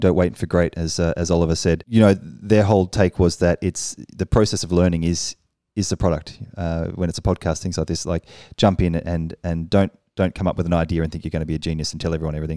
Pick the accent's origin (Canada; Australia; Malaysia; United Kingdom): Australia; moved away as an adult; now in Paris, France; I'm an Australian who's been living in Paris for five years now.